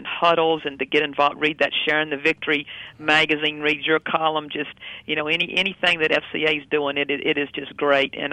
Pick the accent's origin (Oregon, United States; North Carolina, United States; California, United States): North Carolina, United States; now in Wichita, United States; I grew up in North Carolina